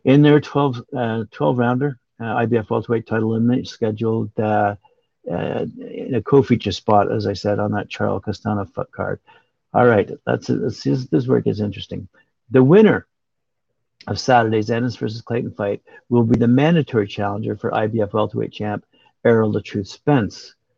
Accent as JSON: {"language": "English", "country": "Uzbekistan", "tie": "born or raised there", "second_language": "English", "lives_now": "Detroit, United States", "said": "I grew up in Uzbekistan, but my career started here. I love Detroit."}